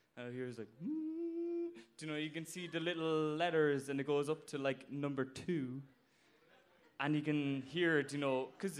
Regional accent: Blarney, Munster, Ireland; So I'm from Cork and from Blarney.

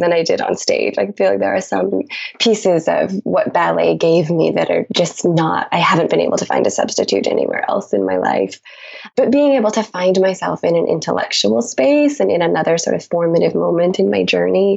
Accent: Billings, Montana, United States; my hometown in Billings, Montana, where I grew up

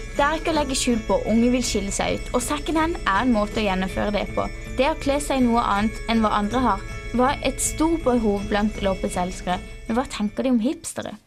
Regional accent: Kristiansand, Agder, Norway; moved away as an adult; now in Bergen, Norway; Som en nylig innflytta Kristiansandsjente til Bergen

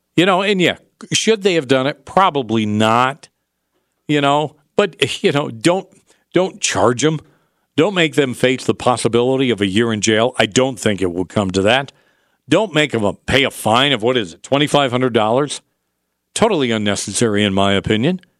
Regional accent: upstate New York, United States; now in Utah, United States; I grew up in upstate New York

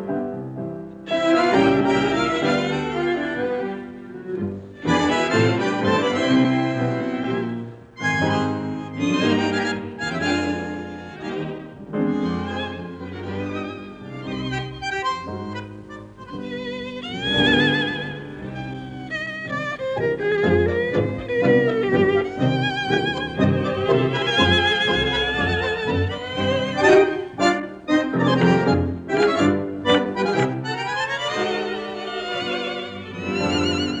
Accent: Buenos Aires, Argentina; now in Burbank, United States; where I grew up in Saavedra

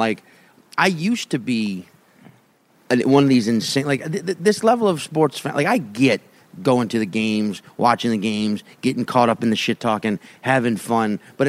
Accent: Cape Town, Western Cape, South Africa; also born or lived in Australia; Well, I'm from Australia originally, but I grew up in Cape Town.

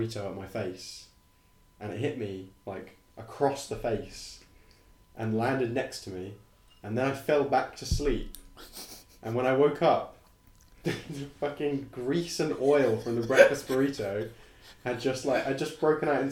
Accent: England, United Kingdom; because I'm English

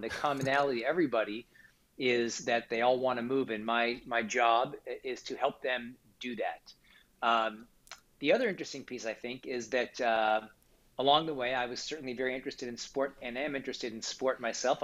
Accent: Kansas City, Missouri, United States; I grew up in Kansas City, Missouri

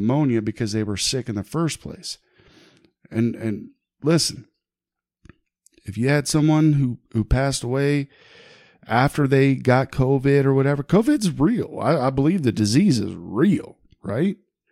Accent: Huber Heights, Ohio, United States; moved away as an adult; now in Beavercreek, United States; my hometown of Huber Heights

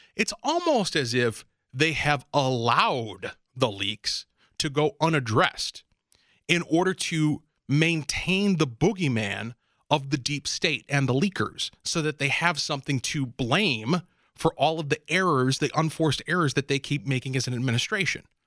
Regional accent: Minnesota, United States; my hometown here in Minnesota

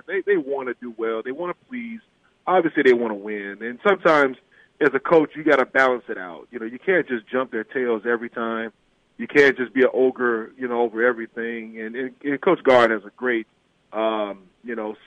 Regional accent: Illinois, United States; this is my home state now

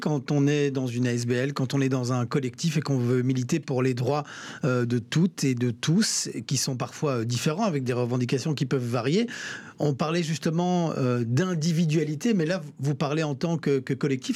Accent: Belgium; venus s'établir ici chez nous en Belgique

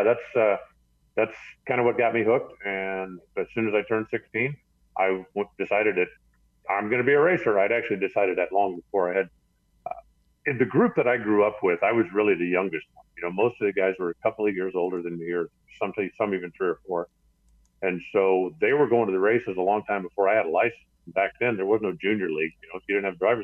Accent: Tucson, Arizona, United States; I grew up in Southern Arizona. And, you know, Tucson is basically the middle of the desert

